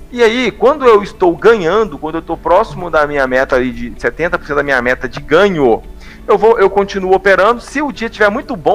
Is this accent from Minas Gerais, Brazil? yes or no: yes; Ipatinga, Minas Gerais, Brazil; now in São Paulo, Brazil; eu atualmente eu moro em São Paulo mas eu sou de Ipatinga, Minas Gerais